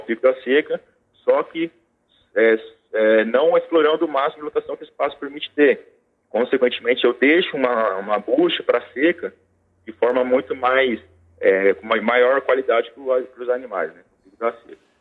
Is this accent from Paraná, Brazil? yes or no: yes; Maringá, Paraná, Brazil; maringaense, sou tecnista, formado pela Universidade Estadual de Maringá